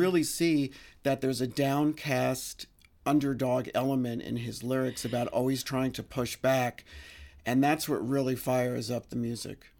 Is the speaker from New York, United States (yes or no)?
yes; New York City, New York, United States; I grew up in the Bronx, um, right near Gun Hill Road